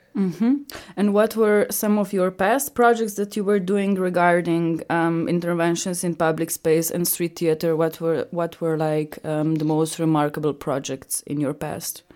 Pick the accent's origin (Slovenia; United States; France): Slovenia; Ljubljana; English is a second language; now in Graz, Austria; I come from Slovenia, from Ljubljana